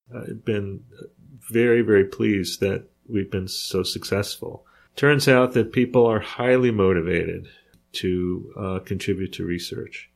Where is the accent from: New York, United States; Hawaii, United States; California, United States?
New York, United States; I grew up in New York